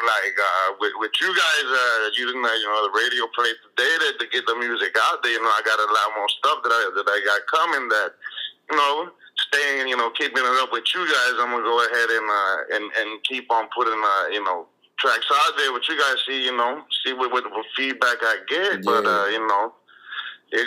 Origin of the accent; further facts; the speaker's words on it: Miami, Florida, United States; first language Spanish; English is a second language; also born or lived in Nicaragua; I've been here since I was three